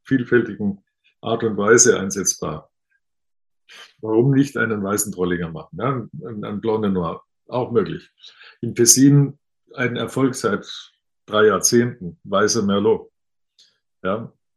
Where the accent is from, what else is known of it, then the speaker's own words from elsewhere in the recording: Bad Mergentheim, Baden-Württemberg, Germany; Als gebürtiger Baden-Württemberger aus einem Ort, Bad Mergentheim, durch den die württembergische und badische Grenze mitten durchläuft